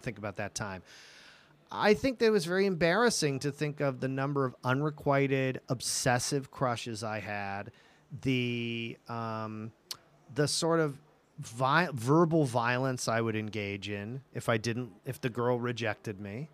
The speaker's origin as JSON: {"language": "English", "region": "New England", "country": "United States", "tie": "born or raised there", "also_born_or_lived": "Los Angeles", "moved": "yes", "said": "I grew up in New England"}